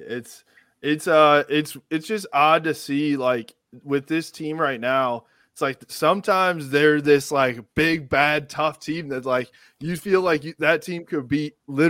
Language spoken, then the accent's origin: English; Hudsonville, Michigan, United States; I'm from Hudsonville.